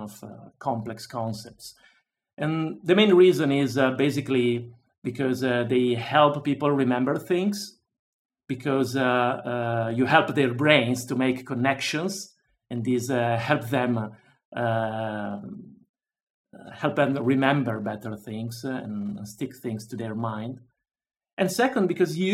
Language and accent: English; Milan, Lombardy, Italy; moved away as an adult; also born or lived in London, United Kingdom; I decided to move back to my home country, and now I'm here in Italy, in Milano, my hometown.